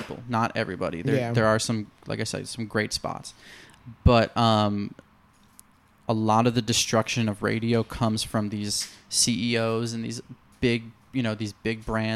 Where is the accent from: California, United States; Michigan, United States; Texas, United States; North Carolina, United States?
Michigan, United States; Detroit; now in New York, United States; the station I grew up listening to in Detroit